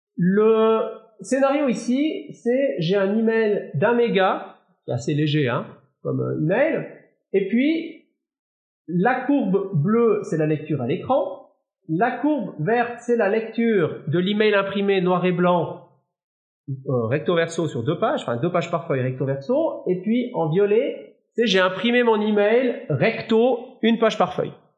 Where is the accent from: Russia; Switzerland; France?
Switzerland; Valais; Moi, je suis valaisan